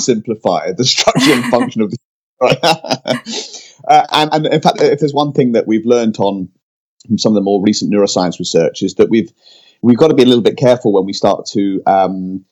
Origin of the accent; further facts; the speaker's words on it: United Kingdom; now in California, United States; I'm British, but now live in California